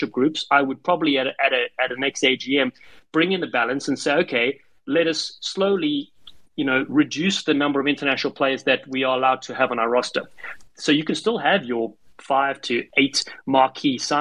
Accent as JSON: {"language": "English", "country": "South Africa", "tie": "born or raised there", "moved": "yes", "lives_now": "United States", "said": "Growing up in South Africa"}